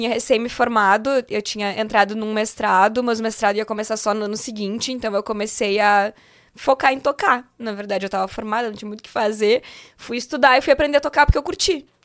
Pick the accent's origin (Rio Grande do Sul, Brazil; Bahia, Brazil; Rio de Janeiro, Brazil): Rio Grande do Sul, Brazil; Porto Alegre; Eu sou de Porto Alegre, né? E tinha uma casa noturna lá em Porto Alegre